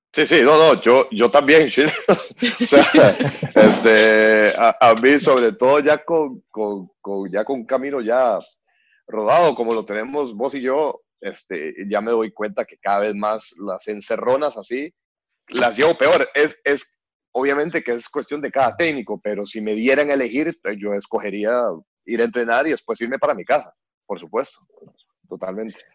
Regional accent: Costa Rica; los que hemos salido del país

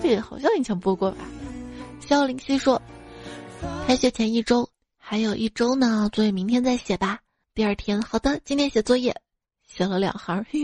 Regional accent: Northwest China, China; 那我是西北人

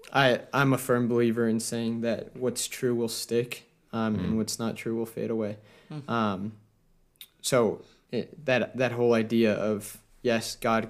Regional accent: Colorado, United States; this is a great example from my home state in Colorado.

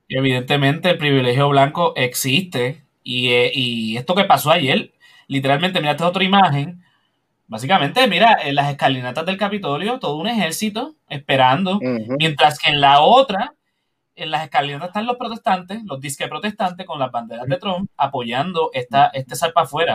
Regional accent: Puerto Rico

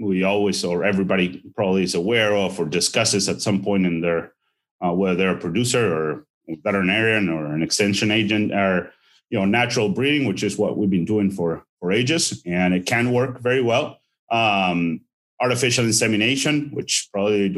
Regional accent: Argentina; moved away as an adult; also born or lived in Saskatchewan, Canada / Madison, Wisconsin, United States; now in Ohio, United States; I'm originally from Argentina. I was raised there and actually attended veterinary school there and finished in 2009

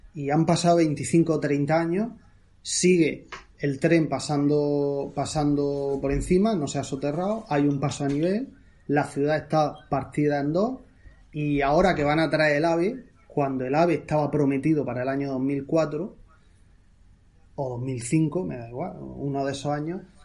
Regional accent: Murcia, Region of Murcia, Spain; yo soy de Murcia

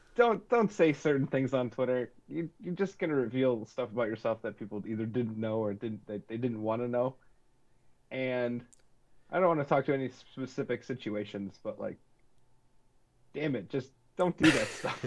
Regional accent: northern Wisconsin, United States; we grew up north in Wisconsin.

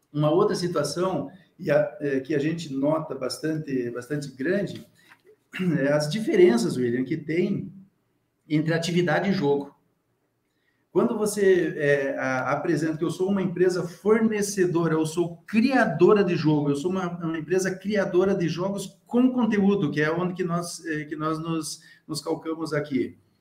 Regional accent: Rio Grande do Sul, Brazil; eu sou do Rio Grande do Sul

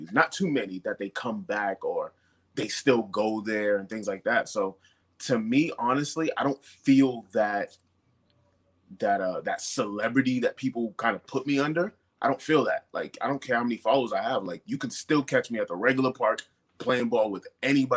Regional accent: Brockton, Massachusetts, United States; growing up in Brockton

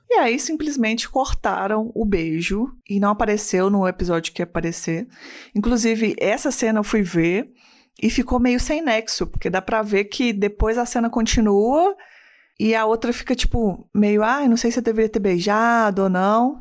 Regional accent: Belo Horizonte, Minas Gerais, Brazil

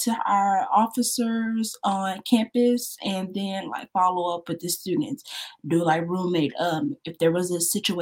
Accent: Shreveport, Louisiana, United States; also born or lived in New Orleans, Louisiana; I'm from Shreveport, Louisiana

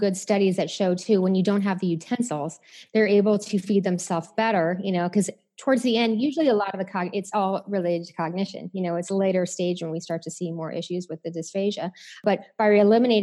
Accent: Chicago, Illinois, United States; I'm from Chicago

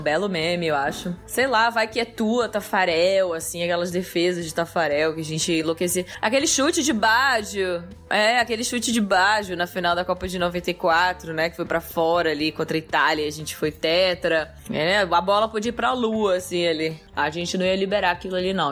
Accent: Brazil; enquanto sendo brasileiro

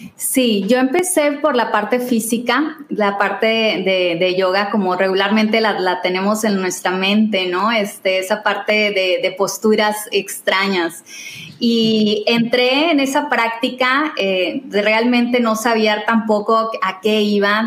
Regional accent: Tampico, Tamaulipas, Mexico; moved away as an adult; also born or lived in Mexico City; yo soy de Tampico

